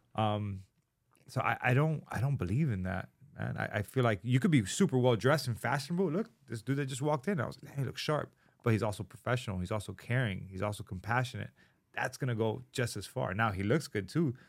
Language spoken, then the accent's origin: English; Miami, Florida, United States; growing up in Miami